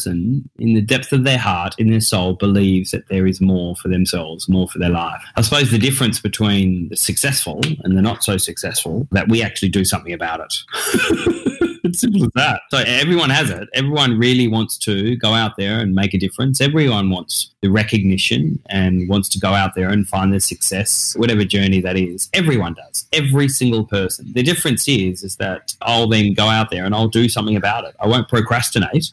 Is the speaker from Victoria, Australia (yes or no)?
no; Tasmania, Australia; also born or lived in Perth; I was then brought up down there in Tasmania, which is the little island under mainland Australia